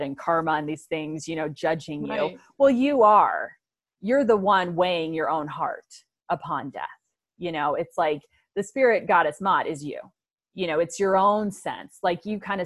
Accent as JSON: {"language": "English", "town": "Aurora", "region": "Colorado", "country": "United States", "tie": "born or raised there", "said": "I grew up in suburbia in Aurora, Colorado with great parents"}